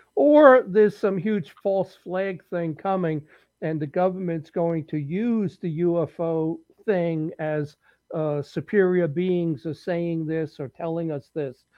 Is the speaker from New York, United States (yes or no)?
yes; New York City, New York, United States; moved away; I grew up in the Bronx and Brooklyn and Queens.